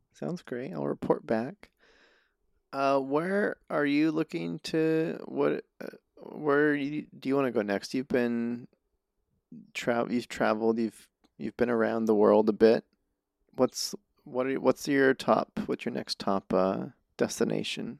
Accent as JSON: {"language": "English", "region": "New Mexico", "country": "United States", "tie": "born or raised there", "moved": "yes", "said": "I grew up in New Mexico"}